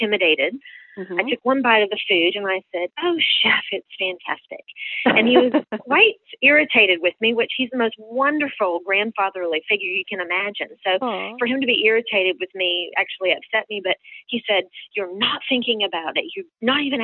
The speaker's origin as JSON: {"language": "English", "town": "Panama City", "region": "Florida", "country": "United States", "tie": "born or raised there", "also_born_or_lived": "Birmingham, Alabama", "moved": "as an adult", "lives_now": "Paris, France", "said": "When I grew up in Panama City, Florida, we grew up on the Gulf of Mexico or the St. Andrews Bay"}